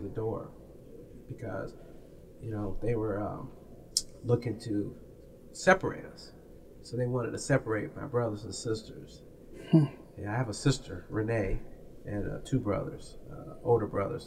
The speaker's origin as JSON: {"language": "English", "town": "Peoria", "region": "Illinois", "country": "United States", "tie": "born or raised there", "moved": "yes", "lives_now": "Los Angeles, United States", "said": "I was a, a youth uh, growing up in Taft Homes"}